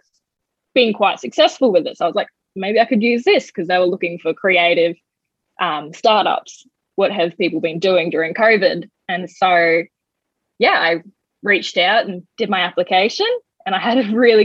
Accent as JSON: {"language": "English", "town": "Coffs Harbour", "region": "New South Wales", "country": "Australia", "tie": "born or raised there", "also_born_or_lived": "Bellingen", "moved": "yes", "said": "I'm from New South Wales originally. I grew up in Coffs Harbour, Bellingen kind of area."}